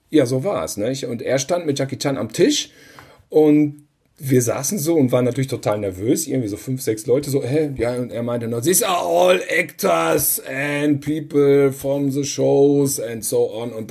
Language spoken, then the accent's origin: German; Cologne, North Rhine-Westphalia, Germany; Da, da muss ich jetzt mal hier als Kölner äh, mal den Unterschied.